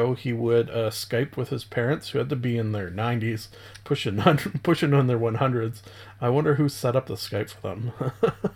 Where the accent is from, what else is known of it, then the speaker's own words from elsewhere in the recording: Canada; Being a Canadian